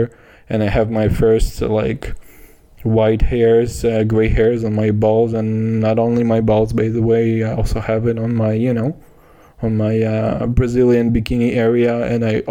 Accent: Kazakhstan; I'm from Kazakhstan.

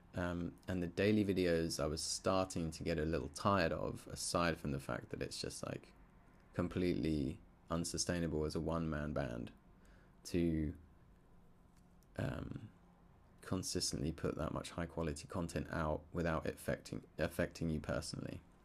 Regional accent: Surrey, South East England, United Kingdom; growing up in Surrey in the U K

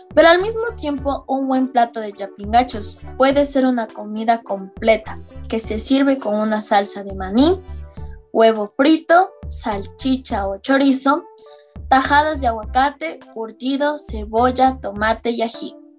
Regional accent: Ecuador; siendo ecuatoriana

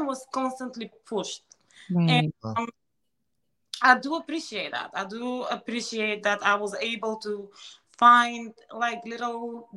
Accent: Ruse, Ruse Province, Bulgaria; moved away as an adult; now in Delaware, United States; as a child, growing up in Bulgaria

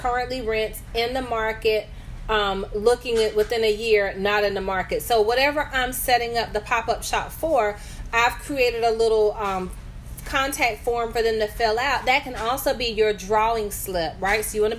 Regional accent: the South, United States; now in North Carolina, United States; I'm a Southerner for sure at heart and forever.

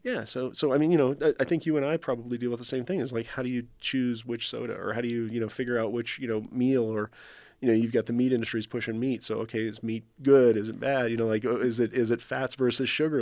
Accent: New Mexico, United States; I grew up in New Mexico

